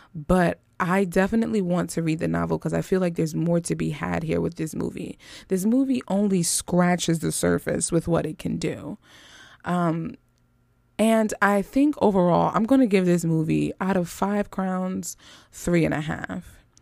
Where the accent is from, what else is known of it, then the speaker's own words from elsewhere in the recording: Philadelphia, Pennsylvania, United States; West Philadelphia is where I was born and raised